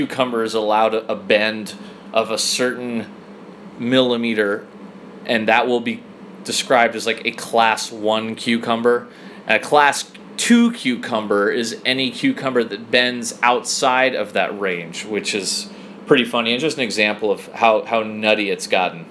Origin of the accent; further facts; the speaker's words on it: United States; as an American